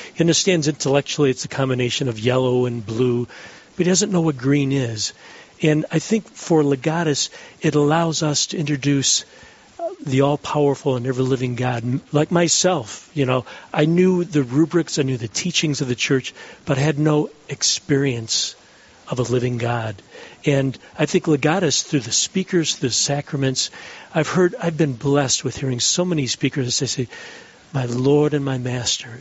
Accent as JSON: {"language": "English", "town": "Detroit", "region": "Michigan", "country": "United States", "tie": "born or raised there", "also_born_or_lived": "Ann Arbor, Michigan", "moved": "as an adult", "lives_now": "Dallas, United States", "said": "I'm from Detroit originally, born and raised in Detroit, and raised a family in Ann Arbor"}